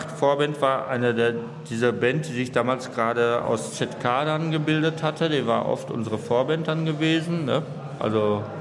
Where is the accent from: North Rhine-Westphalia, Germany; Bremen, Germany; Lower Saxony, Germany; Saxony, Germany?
North Rhine-Westphalia, Germany; Also ich bin halt im Ruhrgebiet groß geworden und diese Siedlungshäuser, das, war alles recht beengt.